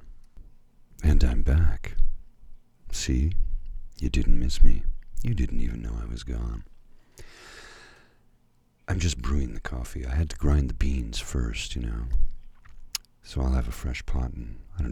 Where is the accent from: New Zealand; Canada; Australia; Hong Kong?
Canada; also born or lived in Ottawa; we are all part of the same great nation of Canada